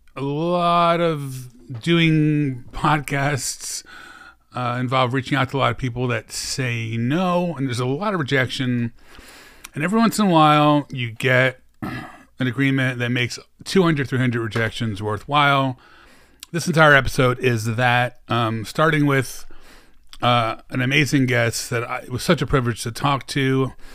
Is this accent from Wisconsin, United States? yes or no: no; Philadelphia, Pennsylvania, United States; Then Philadelphia, my hometown